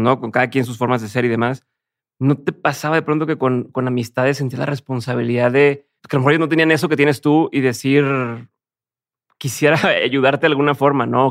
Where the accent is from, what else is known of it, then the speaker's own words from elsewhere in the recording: Mexico; yo, soy de México